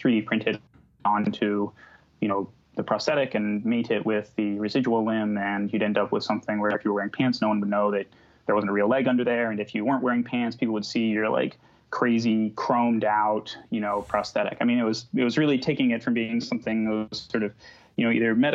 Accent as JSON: {"language": "English", "region": "Illinois", "country": "United States", "tie": "born or raised there", "also_born_or_lived": "Texas / Bay Area", "moved": "yes", "said": "I grew up in Illinois and went to school in Texas."}